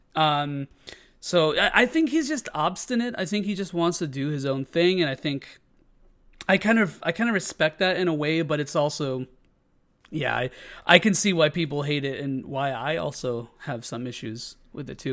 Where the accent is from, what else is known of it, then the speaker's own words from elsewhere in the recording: Chicago, Illinois, United States; as being a Chicagoan